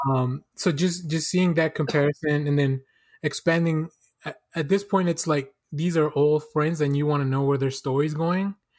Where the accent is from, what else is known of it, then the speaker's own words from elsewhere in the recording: Mexico; moved away; I'm originally, I'm originally from Mexico